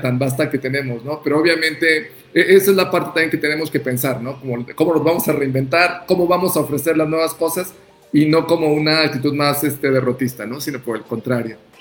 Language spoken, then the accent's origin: Spanish; Oaxaca, Mexico; orgullo como oaxaqueños